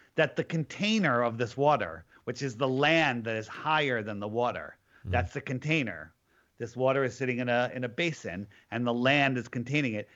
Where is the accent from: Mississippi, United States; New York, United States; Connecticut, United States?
Connecticut, United States; I am from Connecticut